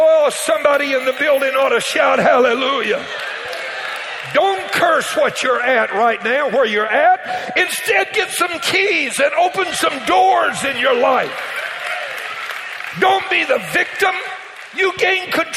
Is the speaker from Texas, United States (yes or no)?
no; Cajun, Louisiana, United States; I'm Cajun